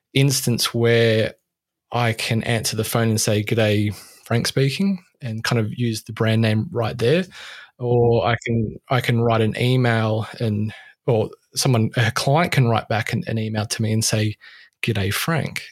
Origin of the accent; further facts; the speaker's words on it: Australia; I'm Australian